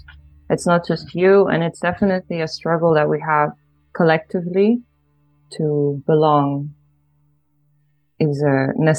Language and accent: English; Ireland; moved away as an adult; also born or lived in Poland; now in Netherlands; I was born in Poland, but when I was 9 years old, I moved to Ireland. And then my dad and my mom also lives there, and my brother. So half of my core family is in Ireland and half of them is in Poland, and I live in the Netherlands.